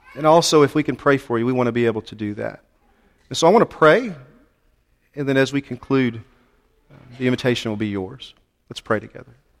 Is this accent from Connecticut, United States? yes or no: no; Texas, United States; we're from Texas and we're direct people